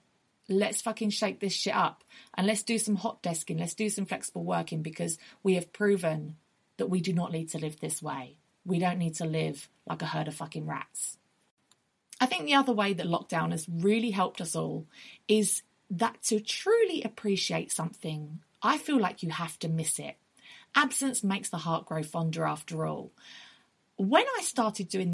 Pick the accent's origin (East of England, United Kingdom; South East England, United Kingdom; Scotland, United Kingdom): East of England, United Kingdom; Essex; moved away as an adult; now in London, United Kingdom; where we grew up in Essex. And so I've been living in London for like the last 10 to 15 years.